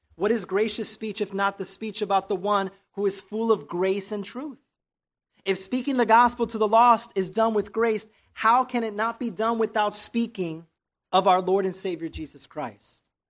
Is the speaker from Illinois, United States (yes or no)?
yes; Chicago, Illinois, United States; moved away as an adult; now in Texas, United States; Growing up in Chicago, I saw a lot of street evangelism